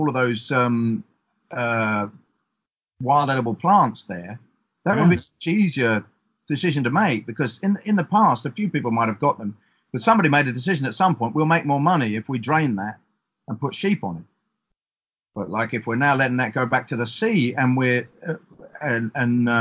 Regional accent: East Coast of England, United Kingdom; where I grew up on the East Coast of England

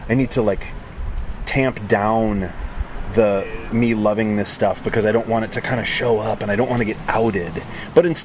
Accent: Montana, United States; I grew up in Montana, in a small town

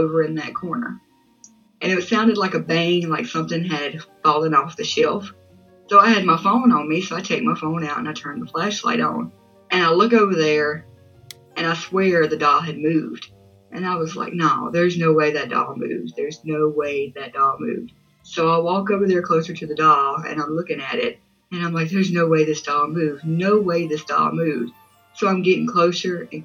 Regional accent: Mississippi, United States; I'm from Mississippi

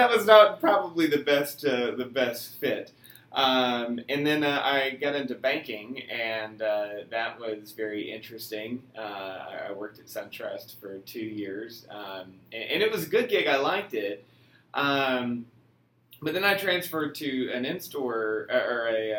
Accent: Atlanta, Georgia, United States; I was born and raised in Atlanta

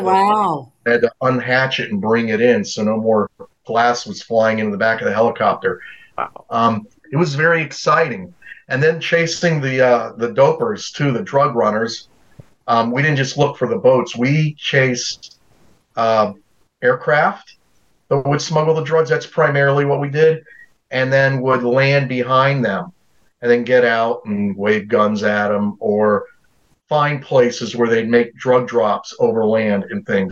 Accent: Fayetteville, North Carolina, United States; also born or lived in Germany; I grew up in Fayetteville, North Carolina. So I was born in Germany

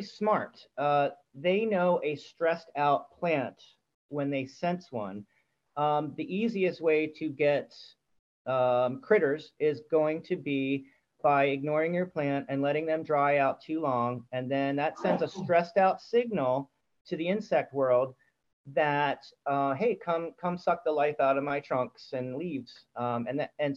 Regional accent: Maryland, United States; born or raised there

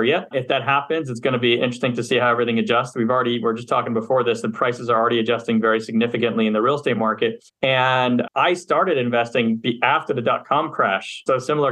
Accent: Montreal, Quebec, Canada; moved away as an adult; also born or lived in Philadelphia, United States; now in Los Angeles, United States; I'm from Montreal, Canada, originally. I spent half my life there, grew up, went to undergrad there

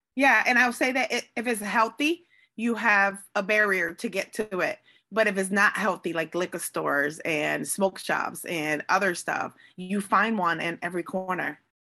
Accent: Hartford, Connecticut, United States; I am born and raised in the north end of Hartford in the Clay Arsenal neighborhood

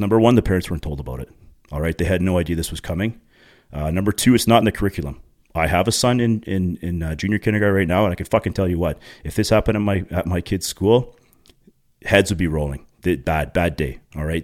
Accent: Pickering, Ontario, Canada; now in Uxbridge, Canada; two parents actually from Pickering, Ontario, which is just east of Toronto. It's actually my hometown where I grew up.

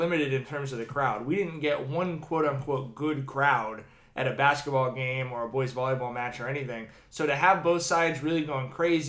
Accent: Long Beach, California, United States; I grew up in Long Beach in the 90s

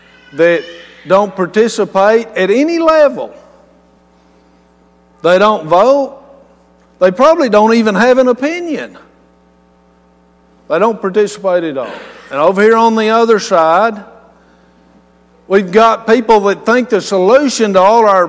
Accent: West Texas, United States; I'm from West Texas

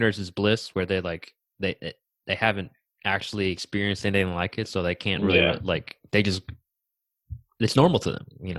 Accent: Richmond, Virginia, United States; also born or lived in Oakland, California; now in Charlotte, United States; I'm originally from Richmond, Virginia.

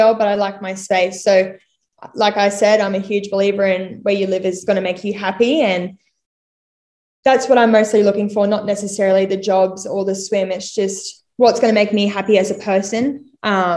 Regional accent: Caboolture, Queensland, Australia; also born or lived in Redcliffe / Sunshine Coast; I am from Caboolture, born in Redcliffe though, but mainly grew up in Caboolture land and then moved to Sunshine Coast when I was 13.

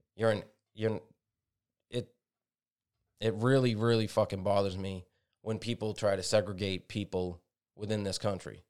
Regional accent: United States; We're all Americans

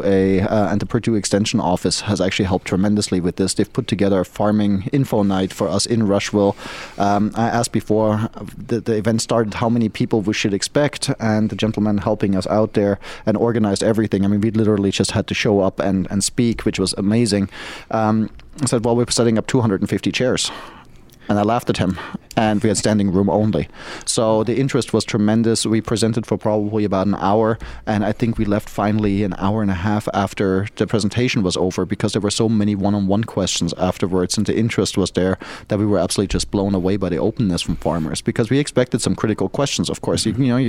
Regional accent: Germany; also born or lived in Asia / New England / New York / Florida; now in United States; I'm not from the U.S. originally, even though I'm a U.S. citizen. I was born in Germany, raised in Germany, grew up all around the world, including in Asia. in the New England region, New York. Lived in Florida for a long time

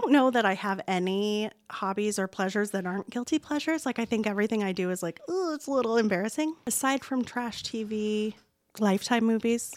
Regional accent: Colorado, United States; moved away as an adult; now in Indiana, United States; I'm from Colorado. Husband Adam and I, also my business partner, moved here In twenty fifteen

